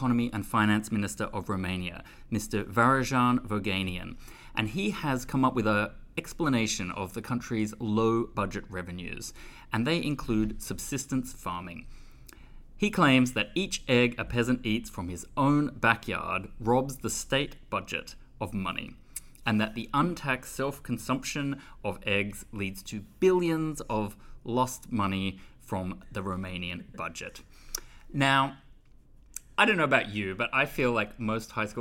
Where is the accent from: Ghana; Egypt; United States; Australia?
Australia; I'm from Australia, where I think it's almost the second or third biggest Greek city in the world, in Melbourne